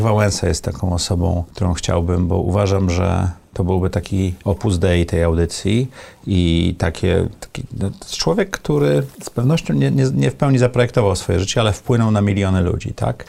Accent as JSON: {"language": "Polish", "town": "Sopot", "region": "Pomeranian Voivodeship", "country": "Poland", "tie": "born or raised there", "said": "ja miałem naprawdę fajne dzieci dzieciństwo, dorastałem w Sopocie"}